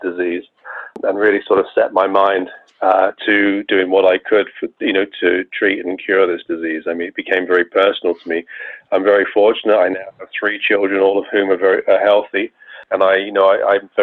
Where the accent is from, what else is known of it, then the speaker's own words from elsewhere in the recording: England, United Kingdom; moved away as an adult; also born or lived in Bath, England / Rochester, New York; now in United States; you should be able to tell from my accent, I was not born in the United States. I'm actually from England